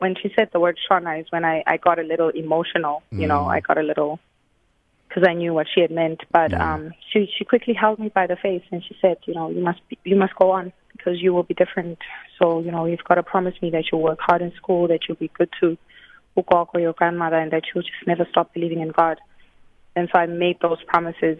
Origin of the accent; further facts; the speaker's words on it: Johannesburg, Gauteng, South Africa; also born or lived in Katlehong (Zonkizizwe Township), Gauteng; now in New York City, United States; I grew up in the streets of Rosettenville. I was born in Zonkiziza Township